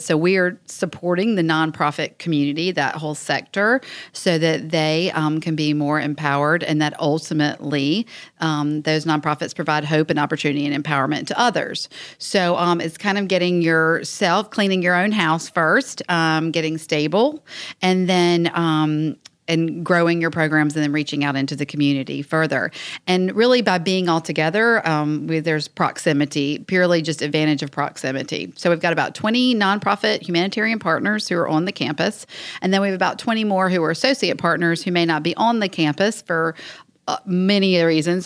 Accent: Wilmington, North Carolina, United States; I'm originally born and raised in Wilmington, so I love Wilmington

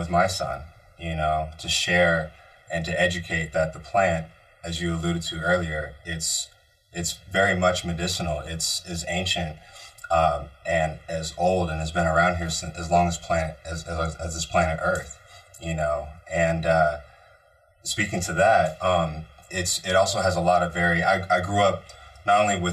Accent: Bay Area, California, United States; moved away; growing up in the Bay Area

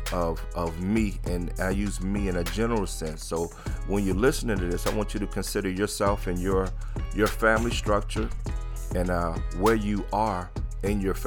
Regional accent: New Orleans, Louisiana, United States; my friends that I grew up with in New Orleans

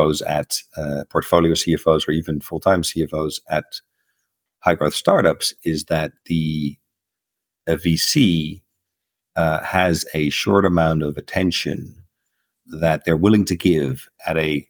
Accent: Netherlands; moved away as an adult; also born or lived in United States; I am from Holland, and for the last 20, 25 years, I've been living in the United States and other countries

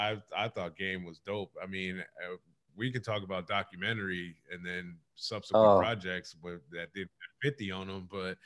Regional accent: California, United States; I'm from California.

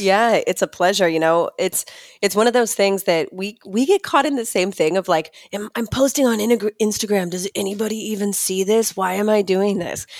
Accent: Utah, United States; I grew up in Utah, grew up Mormon

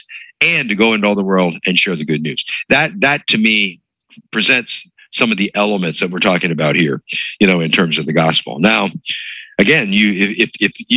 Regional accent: Hershey, Pennsylvania, United States; it was a good Bible teaching church that I grew up in Pennsylvania. If you're familiar with Pennsylvania, the Lancaster, Hershey.

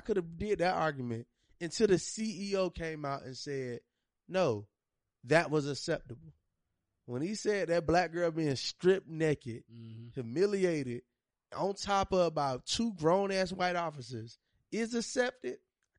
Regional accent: Georgia, United States; I'm from Georgia.

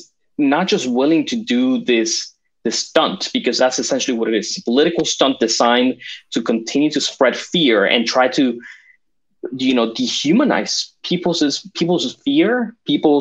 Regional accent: Caracas, Capital District, Venezuela; also born or lived in Florida, United States; now in United States; I was born and raised in Caracas, Venezuela. I moved to Florida, lived there for, you know, 18 of the 20 years I've been in this country.

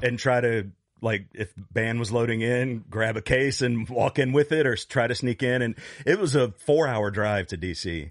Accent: Virginia Beach, Virginia, United States; I grew up in Virginia Beach.

